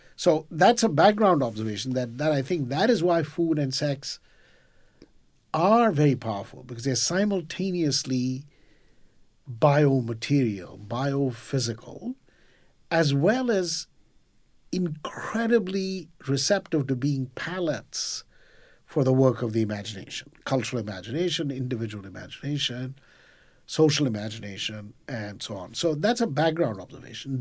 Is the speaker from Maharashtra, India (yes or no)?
yes; Mumbai, Maharashtra, India; now in New York, United States; when I was growing up in Mumbai